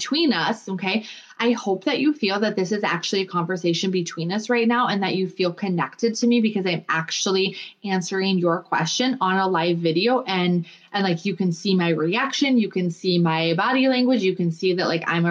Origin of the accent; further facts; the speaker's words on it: Minnesota, United States; now in North Dakota, United States; I live in North Dakota now, but I'm from Minnesota.